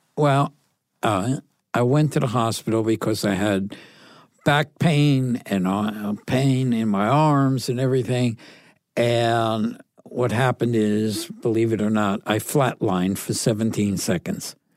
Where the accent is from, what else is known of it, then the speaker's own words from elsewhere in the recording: New Haven, Connecticut, United States; growing up in Connecticut, I grew up, uh, on, uh, an area called City Point, and it was near the water